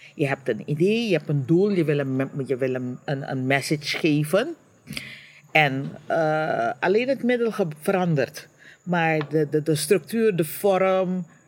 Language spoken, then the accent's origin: Dutch; Suriname; now in Curaçao; Suriname is waar ik geboren ben, waar ik getogen ben, waar mijn navelstreng bewaard of begraven is